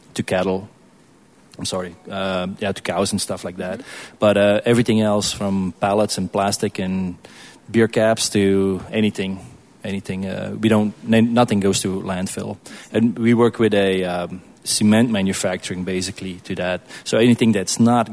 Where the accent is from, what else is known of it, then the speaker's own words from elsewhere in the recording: Belgium; moved away as an adult; now in Kansas City, United States; I grew up in Belgium, and they're probably going to sue me if I say that, but I drank beer growing up